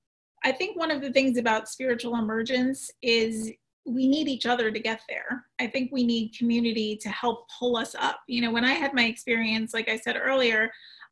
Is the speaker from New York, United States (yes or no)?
yes; New York City, New York, United States; as a New Yorker